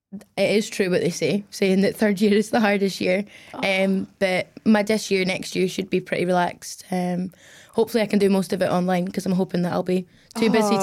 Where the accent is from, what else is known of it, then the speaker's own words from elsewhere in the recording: Glasgow, Scotland, United Kingdom; also born or lived in Middle East; Yeah. I'm 21 years old. I'm from Glasgow, but grew up out in the Middle East, and that's where I started racing.